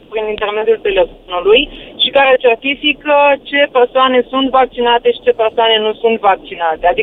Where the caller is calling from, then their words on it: Germany; Uh, vă sunt din Germania